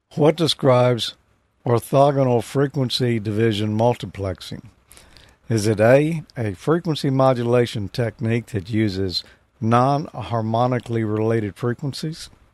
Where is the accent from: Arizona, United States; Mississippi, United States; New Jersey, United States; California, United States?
Mississippi, United States; I'm from Mississippi.